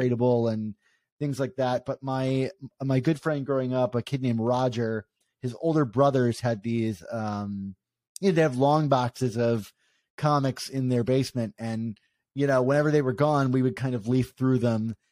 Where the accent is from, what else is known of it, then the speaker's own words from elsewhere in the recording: Maryland, United States; I grew up in Maryland